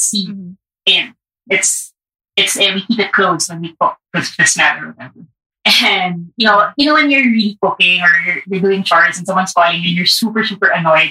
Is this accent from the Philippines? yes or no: yes; Baguio, Cordillera Administrative Region, Philippines; also born or lived in Parañaque; now in Manila, Philippines; I grew up in Baguio, but I live in Manila with my partner, and we have a place in Paranaque.